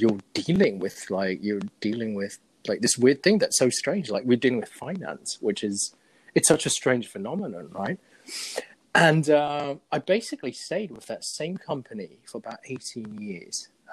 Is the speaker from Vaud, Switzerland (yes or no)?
no; Zurich, Switzerland; moved away as an adult; also born or lived in England; now in United States; we moved to Zurich, Switzerland, and uh, I had to learn German and Swiss German. And that's where I essentially grew up